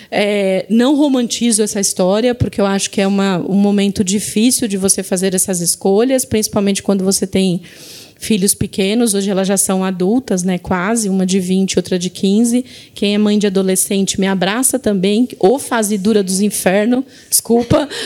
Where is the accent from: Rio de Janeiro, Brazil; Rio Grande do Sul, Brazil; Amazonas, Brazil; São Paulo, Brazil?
São Paulo, Brazil; Diadema; also born or lived in Recife; Eu fui criada em Diadema. Vim com 4 anos para São Paulo.